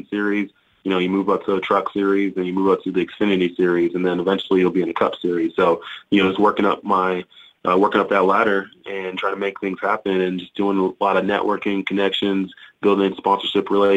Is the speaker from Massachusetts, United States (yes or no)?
no; Texas, United States; moved away; growing up in Texas